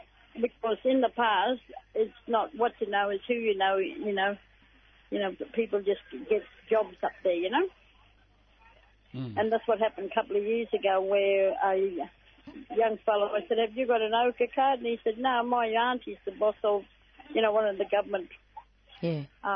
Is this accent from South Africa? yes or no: no; Alice Springs, Northern Territory, Australia; We came from Alice Springs.